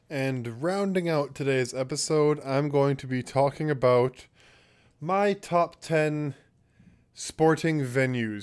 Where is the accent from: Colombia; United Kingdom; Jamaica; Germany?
Jamaica; being Jamaican and we have our roots and our ties with England, even though we're independent